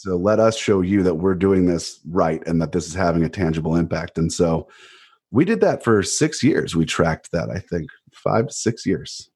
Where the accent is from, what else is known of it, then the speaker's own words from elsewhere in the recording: Cleveland, Ohio, United States; moved away; also born or lived in Winter Park, Florida; I'm from Cleveland. and I, it doesn't matter where I live, right? I'm from Cleveland. I'm a Clevelander